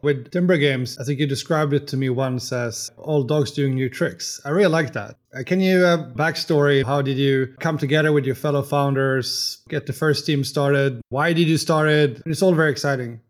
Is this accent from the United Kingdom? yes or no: no; Sweden; I'm here from Sweden.